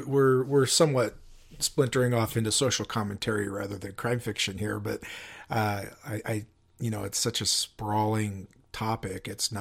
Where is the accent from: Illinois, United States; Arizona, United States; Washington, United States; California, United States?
Washington, United States; Spokane; You know, I came from Spokane